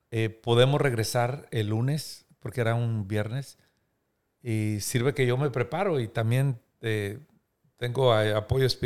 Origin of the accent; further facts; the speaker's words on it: Múzquiz, Coahuila, Mexico; yo soy originario de Musquis y yo quería que ella conociera